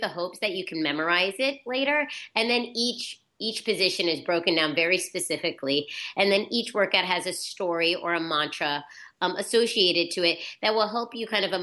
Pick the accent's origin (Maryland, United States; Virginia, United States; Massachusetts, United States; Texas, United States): Virginia, United States; now in New York, United States; I'm from Virginia and I came to New York